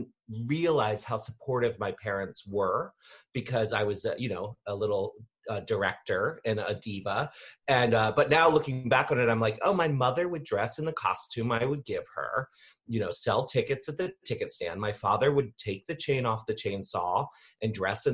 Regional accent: Annapolis, Maryland, United States; I grew up here in Maryland, in Annapolis, which is, you know, about 20 minutes outside of DC, kind of between DC and Baltimore

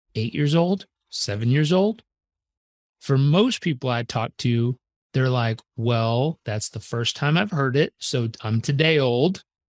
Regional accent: Southern California, United States; I was born in Southern California.

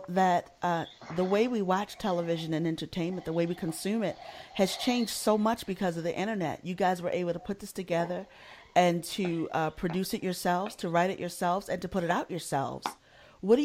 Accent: Baltimore, Maryland, United States; it's in my hometown of Baltimore

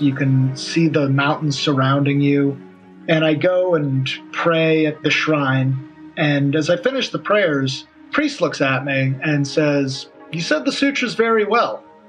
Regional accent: United States; I'm an American.

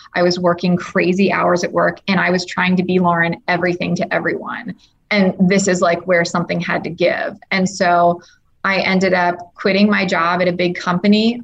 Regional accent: United States; being an American

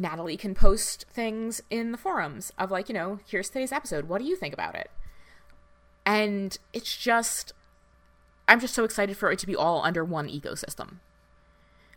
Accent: New Jersey, United States; I grew up in North Jersey in the, you know, late 90s, early 2000s.

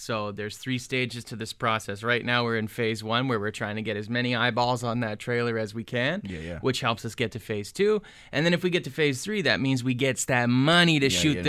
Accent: Brantford, Ontario, Canada; now in Toronto, Canada; Like I grew up in Brantford. You know, like I still got mad love for my city.

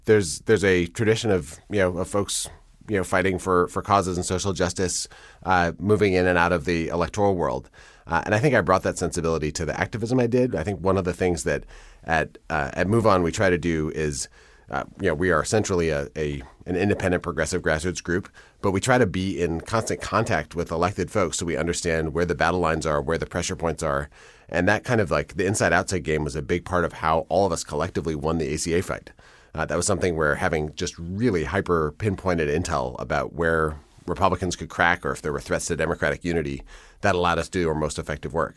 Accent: Madison, Wisconsin, United States; I grew up in Madison, where I, where I live now, and in Wisconsin

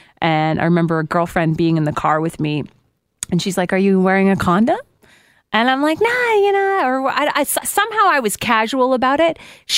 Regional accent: Guelph, Ontario, Canada; moved away; I come from Guelph.

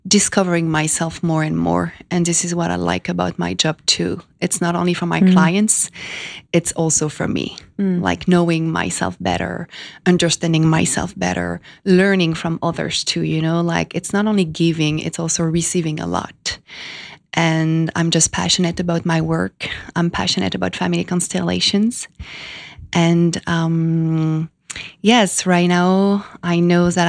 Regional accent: France; moved away as an adult; also born or lived in Miami / California; now in New York, United States; I was born in France 33 years ago

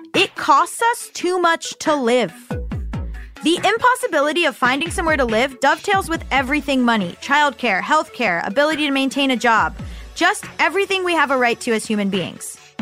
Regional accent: Florida, United States; moved away; I'm from Florida

